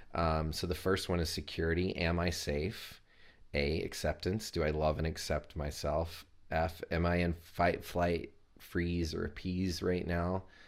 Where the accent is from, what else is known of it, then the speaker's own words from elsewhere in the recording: Chattanooga, Tennessee, United States; I'm from Chattanooga, Tennessee. I was born and raised there